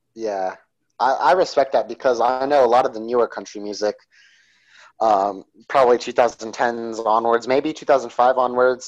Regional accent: Coolidge, Arizona, United States; I grew up in Arizona, which is about uh, three hours from Mexico.

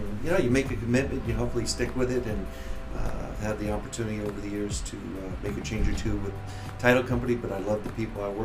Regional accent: Los Angeles, California, United States; born and raised in Los Angeles, live in Studio City

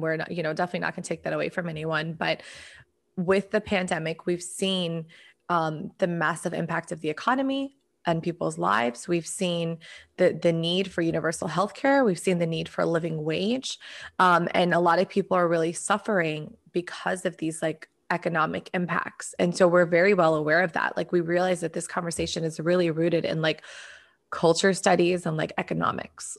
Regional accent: United States; my experience as an American

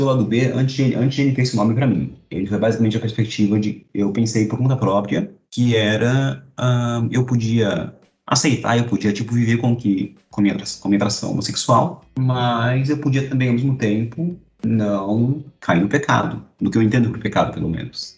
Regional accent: São Paulo, Brazil; now in Recife, Brazil; Eu sou de São Paulo e moro em Recife

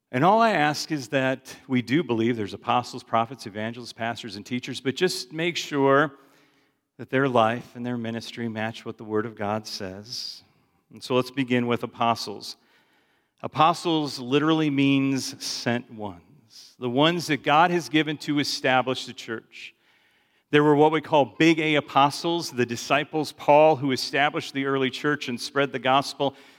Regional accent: Chicago, Illinois, United States; I grew up in Chicago

